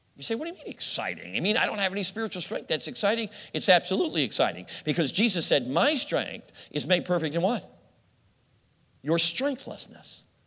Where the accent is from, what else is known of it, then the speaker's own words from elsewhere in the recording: Chicago, Illinois, United States; I grew up in Chicago